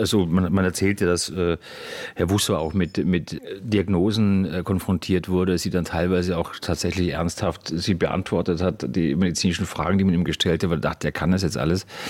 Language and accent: German; Austria